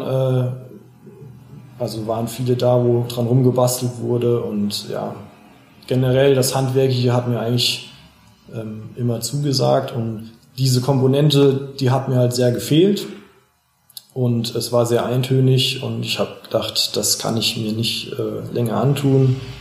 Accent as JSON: {"language": "German", "town": "Schlüchtern", "region": "Hesse", "country": "Germany", "tie": "born or raised there", "said": "ich bin hier aufgewachsen, ich kenne mich hier aus, meine Freunde sind hier, meine Familie lebt hier noch"}